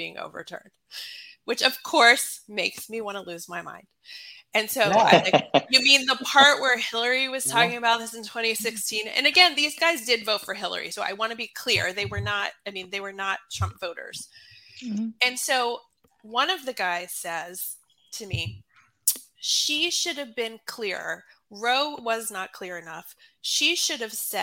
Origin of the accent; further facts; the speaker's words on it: Atlanta, Georgia, United States; now in Maryland, United States; I live in Maryland. I'm from Atlanta, Georgia.